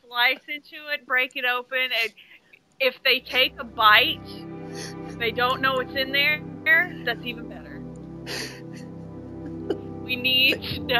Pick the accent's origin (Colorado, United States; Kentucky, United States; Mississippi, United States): Kentucky, United States; I mean, I'm from Kentucky